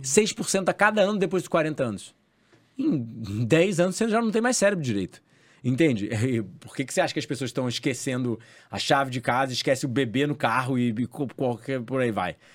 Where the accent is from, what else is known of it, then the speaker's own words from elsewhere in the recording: Rio de Janeiro, Brazil; Eu cresci na Barra da Tijuca